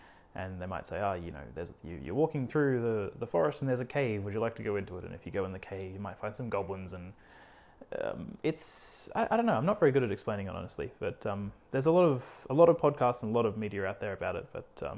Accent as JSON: {"language": "English", "town": "Cairns", "region": "Queensland", "country": "Australia", "tie": "born there", "said": "But yeah, I was born in Cairns."}